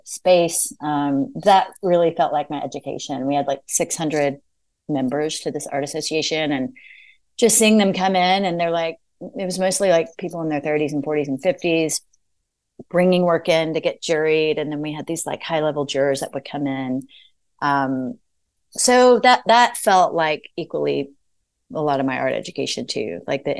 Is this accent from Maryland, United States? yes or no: no; Arkansas, United States; moved away as an adult; also born or lived in Savannah, Georgia / Boston, Massachusetts / Knoxville, Tennessee; now in Nashville, United States; where I grew up in Arkansas